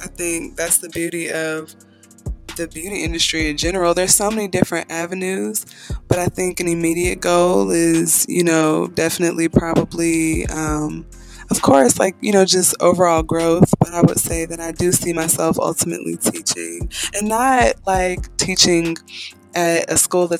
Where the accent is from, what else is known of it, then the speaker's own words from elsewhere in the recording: Atlanta, Georgia, United States; now in Marietta, United States; And yes, I'm actually from Atlanta, Georgia, and I am in Marietta, so I've been living there at this point for about 5 years.